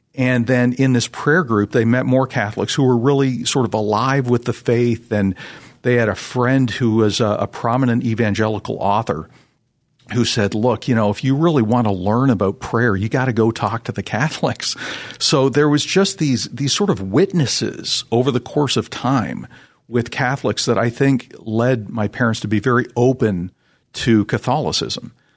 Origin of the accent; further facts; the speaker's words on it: Toronto, Ontario, Canada; I'm originally from the Toronto, Canada area.